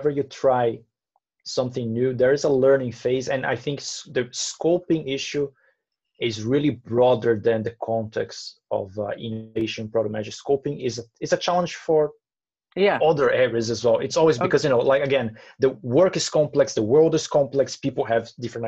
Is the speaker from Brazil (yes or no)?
yes; Brazil; I'm from Brazil